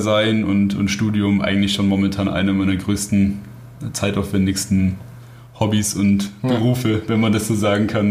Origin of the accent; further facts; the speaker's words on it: Bavaria, Germany; moved away as an adult; now in Bratislava, Slovakia; bei uns in Bayern